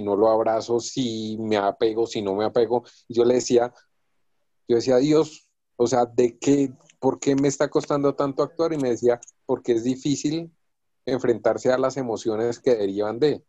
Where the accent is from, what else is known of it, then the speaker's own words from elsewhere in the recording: Boyacá, Colombia; moved away; yo soy de Boyacá